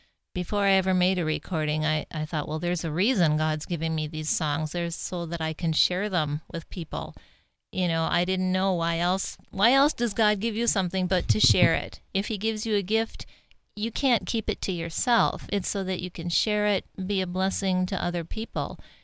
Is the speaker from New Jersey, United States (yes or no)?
no; Milbank, South Dakota, United States; moved away as an adult; also born or lived in Wisconsin / Duluth, Minnesota; I grew up here, actually on a farm out by Corona. Went to high school in Milbank